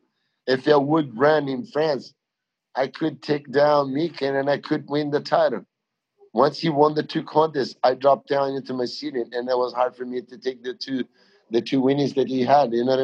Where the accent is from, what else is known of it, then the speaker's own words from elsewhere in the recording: Brazil; English is a second language; moved away; also born or lived in Australia; I'm a guy from Brazil, but I learned English in Australia